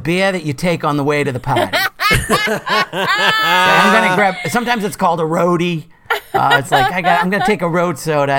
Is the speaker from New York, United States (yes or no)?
no; Boston, Massachusetts, United States; accent: Boston; Well, as Rachel mentioned, I grew up in Boston. I grew up in South Boston. And it's, you know, one of the most beautiful and ugliest accents you can imagine.